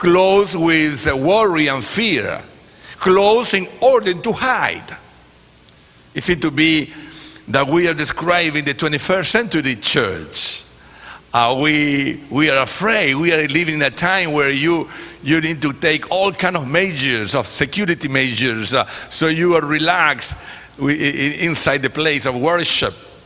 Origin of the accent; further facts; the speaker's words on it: Chile; English is a second language; moved away; also born or lived in California / Ecuador; I am from Chile. That's the last country, you know, south. I am from Chile